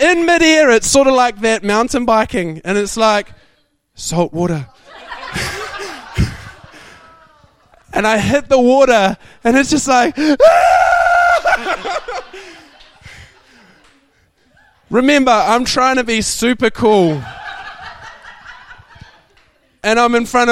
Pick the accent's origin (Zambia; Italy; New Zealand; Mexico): New Zealand; I'm from New Zealand.